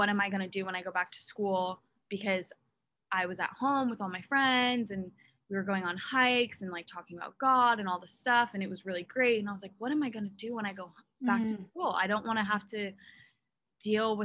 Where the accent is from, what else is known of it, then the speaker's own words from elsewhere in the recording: Oregon, United States; moved away as an adult; now in Utah, United States; I'm from Westland, Oregon.